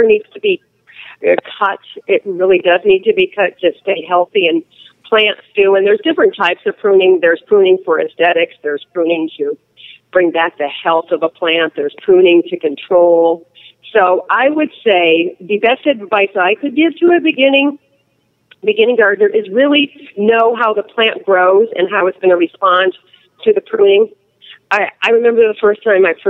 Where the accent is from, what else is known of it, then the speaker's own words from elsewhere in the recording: Litchfield County, Connecticut, United States; also born or lived in California; now in Arizona, United States; I grew up in Litchfield County, Connecticut, and it was a beautiful place to grow up